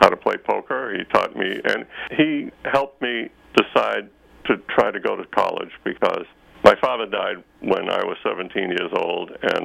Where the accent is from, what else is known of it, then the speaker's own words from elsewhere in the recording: Boston, Massachusetts, United States; moved away as an adult; also born or lived in Stanford, California; I grew up near Boston